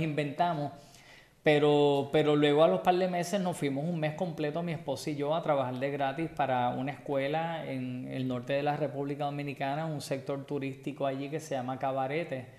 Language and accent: Spanish; Puerto Rico; Soy boricua